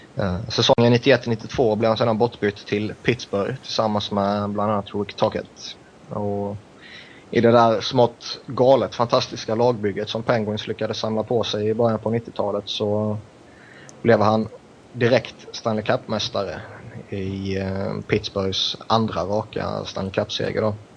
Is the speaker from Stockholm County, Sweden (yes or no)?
no; Växjö, Kronoberg County, Sweden; en Växjöbo